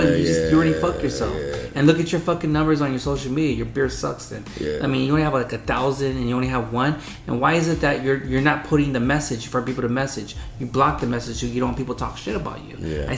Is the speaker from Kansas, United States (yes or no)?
no; Wilmington, California, United States; I was born in Wilmington